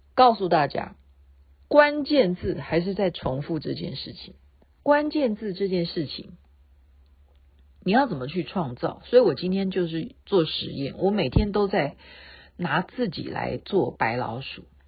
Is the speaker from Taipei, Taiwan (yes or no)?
no; Taoyuan, Taiwan; 我是台湾的， 台湾桃园的